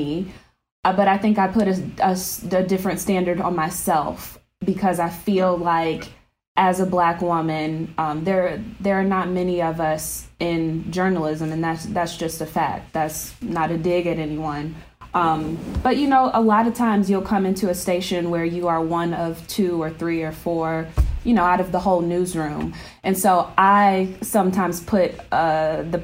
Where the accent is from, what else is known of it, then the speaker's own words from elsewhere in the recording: Detroit, Michigan, United States; Growing up in Metro Detroit